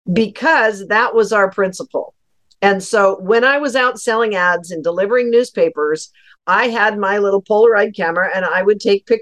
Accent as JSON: {"language": "English", "town": "Colville", "region": "Washington", "country": "United States", "tie": "born or raised there", "said": "I grew up in Colville, Washington"}